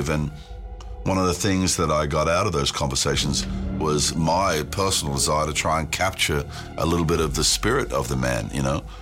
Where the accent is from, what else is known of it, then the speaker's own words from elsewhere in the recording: New Zealand; born there; I was born in New Zealand, so it seems quite significant to somebody